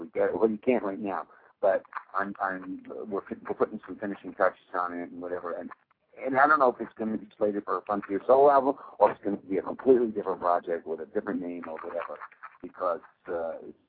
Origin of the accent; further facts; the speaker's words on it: New York, United States; it was my hometown